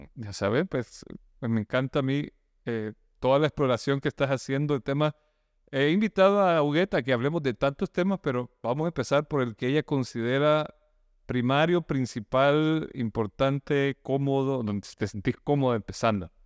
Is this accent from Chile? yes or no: no; El Salvador; now in Nicaragua; yo soy salvadoreño que se vino a Nicaragua